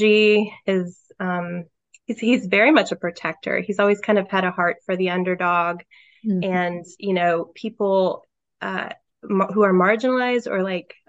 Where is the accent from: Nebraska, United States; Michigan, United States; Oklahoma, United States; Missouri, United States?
Missouri, United States; St. Louis; moved away as an adult; now in South Carolina, United States; I grew up in the St. Louis, Missouri area and moved to South Carolina 10 years ago with my husband, Travis